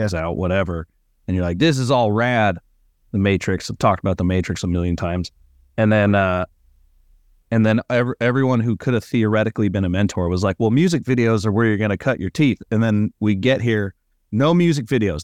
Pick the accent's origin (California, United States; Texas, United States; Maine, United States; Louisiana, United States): California, United States; also born or lived in Arizona; I'm from California